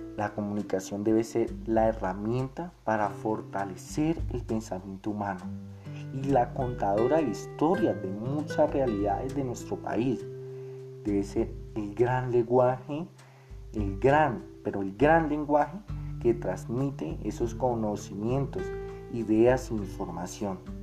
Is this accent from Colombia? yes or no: yes; Colombia